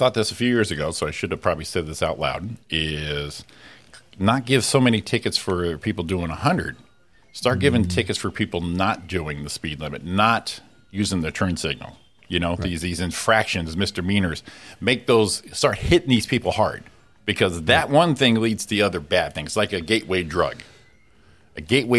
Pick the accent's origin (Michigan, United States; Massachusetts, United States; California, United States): California, United States; I realized I wasn't supposed to do it because they are used as a passing lane, but I'm from California.